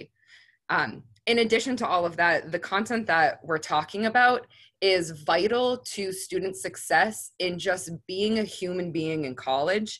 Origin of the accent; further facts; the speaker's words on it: Epping, New Hampshire, United States; I'm from a really small town called Epping, New Hampshire